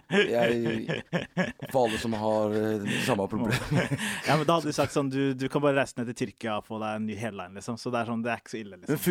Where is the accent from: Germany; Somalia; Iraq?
Somalia; Er det fordi jeg er somalier, eller?